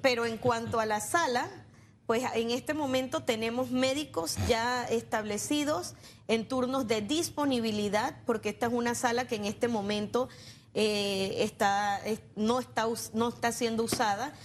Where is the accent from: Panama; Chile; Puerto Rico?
Panama; nosotros en Panamá